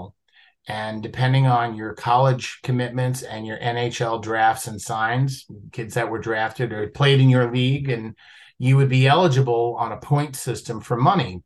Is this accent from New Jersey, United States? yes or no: yes; Jersey City, New Jersey, United States; I was born and raised in Jersey City